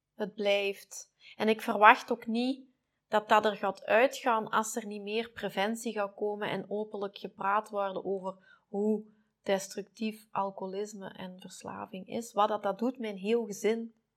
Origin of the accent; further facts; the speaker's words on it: Belgium; wij doen zoveel wegmoffelen als Belgen